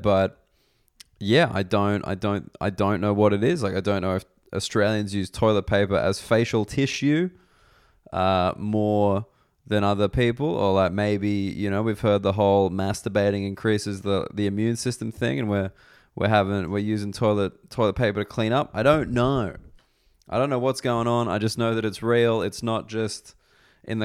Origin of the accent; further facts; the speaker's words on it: Reno, Nevada, United States; I grew up in Reno, bloody Reno, in the US